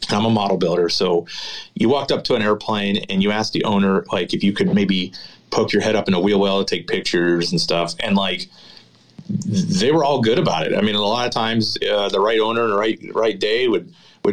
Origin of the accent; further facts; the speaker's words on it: Pittsburgh, Pennsylvania, United States; now in Oshkosh, United States; I grew up in Pittsburgh